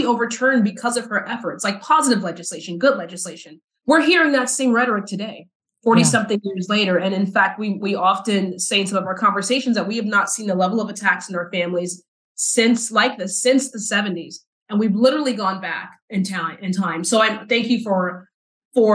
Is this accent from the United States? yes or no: yes; South Texas, United States; moved away as an adult; also born or lived in Dallas, Texas; as a Black queer girl growing up in the South